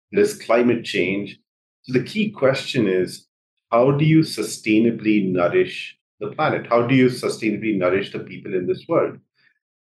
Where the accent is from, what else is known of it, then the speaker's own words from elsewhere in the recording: Jamshedpur, Jharkhand, India; moved away as an adult; also born or lived in Bihar, India / Ithaca, United States; now in United States; I grew up in India. I grew up in the eastern part of India in a city called Jamshedpur